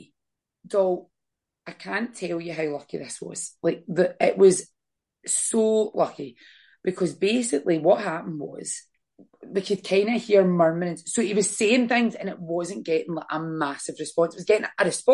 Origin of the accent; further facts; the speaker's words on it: Scotland, United Kingdom; we are Scottish, not English.